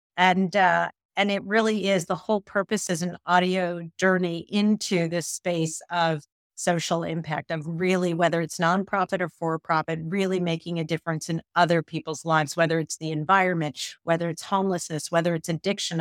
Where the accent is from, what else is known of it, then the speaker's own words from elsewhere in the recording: Midwest, United States; I'm a Midwesterner